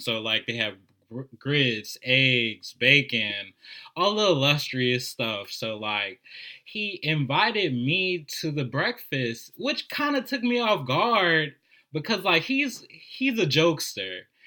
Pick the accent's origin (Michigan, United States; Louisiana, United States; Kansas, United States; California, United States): Louisiana, United States; New Orleans; I'm a native of New Orleans